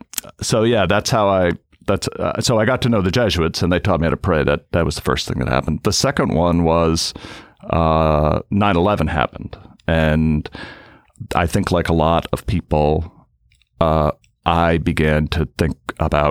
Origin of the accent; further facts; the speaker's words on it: Cape Cod, Massachusetts, United States; also born or lived in Boston; I grew up in Cape Cod in an Irish Catholic family